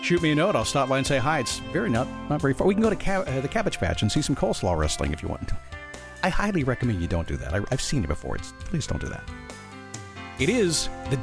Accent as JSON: {"language": "English", "town": "Manassas", "region": "Virginia", "country": "United States", "tie": "born or raised there", "moved": "as an adult", "said": "I grew up in Manassas, Virginia. I went to Stonewall Jackson High School there a long time ago"}